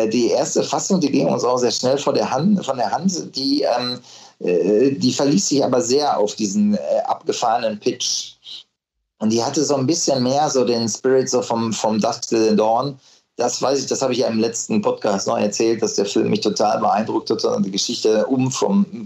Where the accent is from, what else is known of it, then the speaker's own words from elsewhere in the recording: Unna, North Rhine-Westphalia, Germany; ich bin dann irgendwann in meiner Heimatstadt Unna gewesen und äh, bin dann so gejoggt.